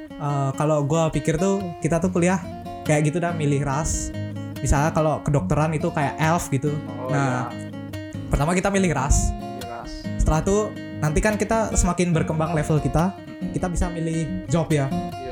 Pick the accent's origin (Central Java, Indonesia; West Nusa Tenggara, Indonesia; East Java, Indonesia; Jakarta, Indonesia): Central Java, Indonesia; Magelang; now in Denpasar, Indonesia; gue sendiri sih asalnya dari Magelang Jawa Tengah